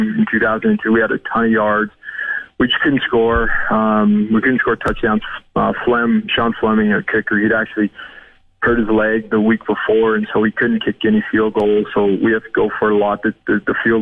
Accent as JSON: {"language": "English", "town": "Edmonton", "region": "Alberta", "country": "Canada", "tie": "born or raised there", "said": "growing up in Edmonton"}